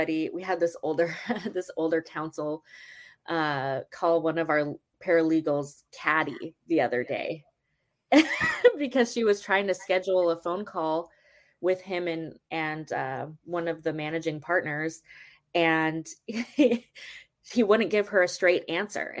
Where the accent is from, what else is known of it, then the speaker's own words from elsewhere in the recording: Canada; moved away; also born or lived in Vancouver, British Columbia; I'm Canadian